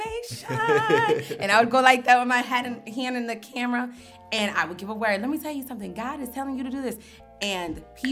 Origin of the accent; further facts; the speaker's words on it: Henrietta, United States; I grew up in Henrietta, suburban area.